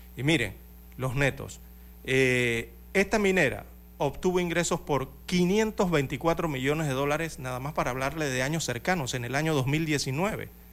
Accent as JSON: {"language": "Spanish", "country": "Panama", "said": "somos todos los panameños"}